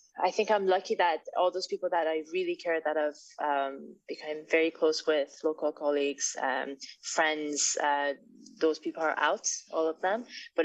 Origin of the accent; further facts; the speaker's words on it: Iran; I mean, I returned to my home country. I was born in Iran, raised partially there, went abroad, and then eventually went back.